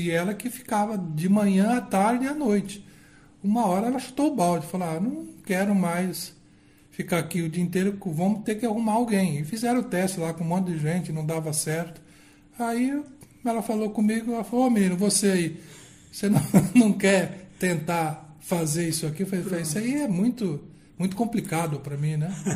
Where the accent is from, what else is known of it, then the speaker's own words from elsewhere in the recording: Campo Grande, Mato Grosso do Sul, Brazil; eu nasci só aqui de Campo Grande mesmo, Mato Grosso do Sul